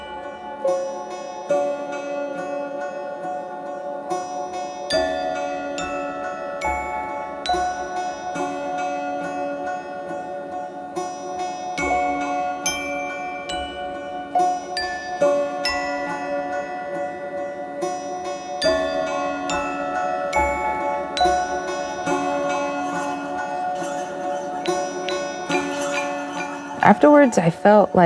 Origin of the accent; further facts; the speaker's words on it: United States; I am from the Villas Reservation